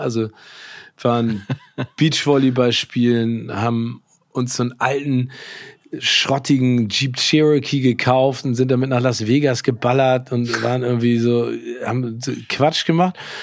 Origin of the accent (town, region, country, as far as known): Hamburg, Germany; born or raised there